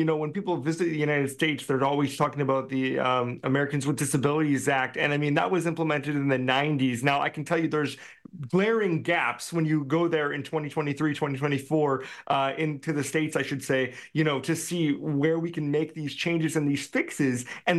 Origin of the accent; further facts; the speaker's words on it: British Columbia, Canada; my concern as a British Columbian